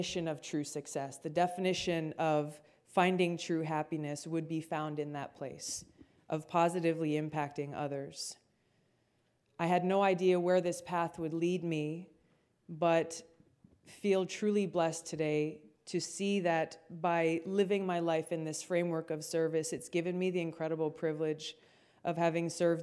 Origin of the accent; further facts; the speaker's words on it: Hawaii, United States; Growing up in Hawaii, I'm the fourth of five kids